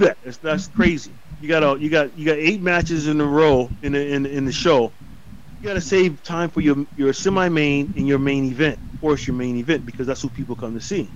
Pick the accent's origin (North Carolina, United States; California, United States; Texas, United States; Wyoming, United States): North Carolina, United States; I'm from North Carolina